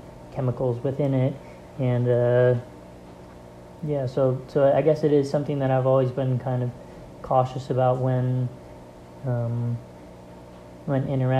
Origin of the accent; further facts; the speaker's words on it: Rochester, New York, United States; I'm a fine arts major in graphic design with a concentration in graphic design, and I'm from Rochester, New York